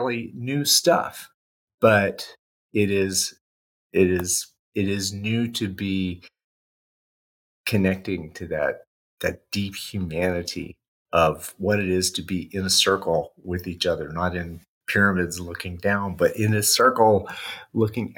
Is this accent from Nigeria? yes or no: no; Indiana, United States; also born or lived in Bowling Green, Ohio; I grew up in the Midwest, U.S., Indiana.